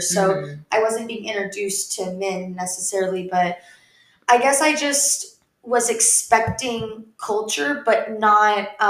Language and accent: English; the South, United States; I mean, I grew up in the South where, like, we have super, super Southern hospitality.